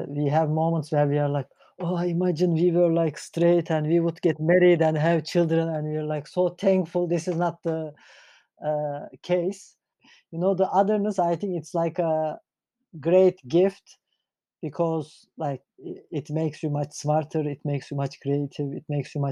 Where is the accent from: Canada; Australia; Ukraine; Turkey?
Turkey; English is a second language; now in Germany; I'm from Turkey